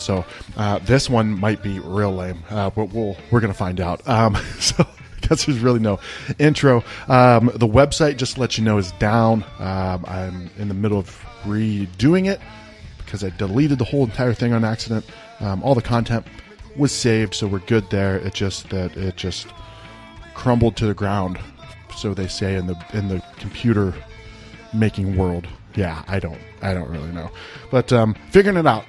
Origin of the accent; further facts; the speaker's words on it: northeastern Ohio, United States; I grew up in northeastern Ohio